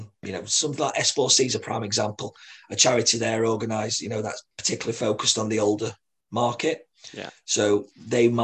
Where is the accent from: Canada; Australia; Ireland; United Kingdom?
United Kingdom; Sheffield, Yorkshire and the Humber; proud to be from Sheffield. I certainly am